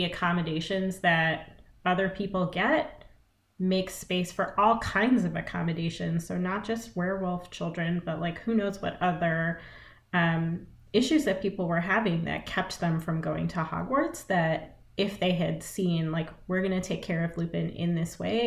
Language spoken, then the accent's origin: English; United States; as an Indian American person